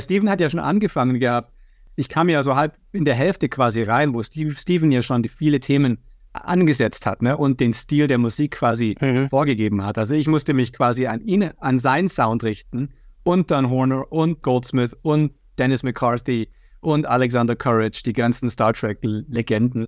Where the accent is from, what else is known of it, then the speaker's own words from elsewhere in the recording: Germany; ich bin in Deutschland aufgewachsen